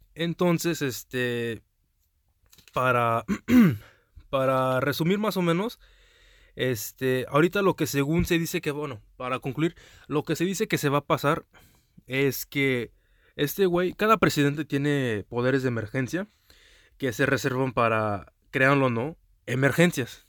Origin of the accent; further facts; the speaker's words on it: United States; also born or lived in Mexico; now in Houston, United States; aquí ya otra vez en mi país nativo de los Estados Unidos, en Houston, Texas